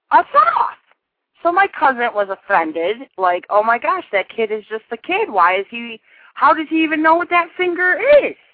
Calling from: Painesville, Ohio, United States; I'm calling from Painesville.

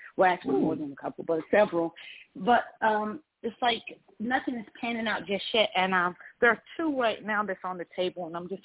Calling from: Georgia, United States; I'm calling from Georgia.

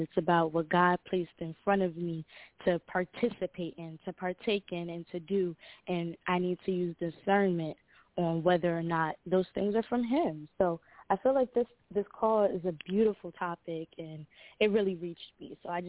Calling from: Newark, Delaware, United States; I'm calling from Newark, Delaware.

